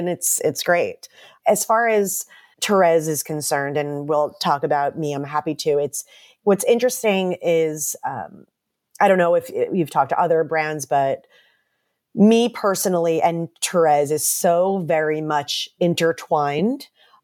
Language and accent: English; New York, United States; I grew up outside of Manhattan, and so did my husband.